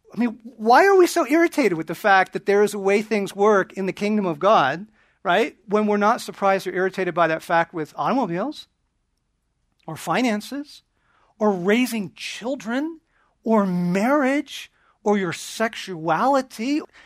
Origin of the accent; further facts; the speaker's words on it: Southern California, United States; also born or lived in eastern Oregon; I was shipped off from Southern California and the suburbs